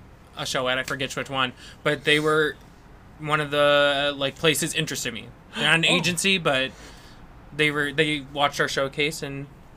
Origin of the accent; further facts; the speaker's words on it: Wisconsin, United States; moved away; it's closer to Wisconsin and my hometown, so if I need anything, my family's right there.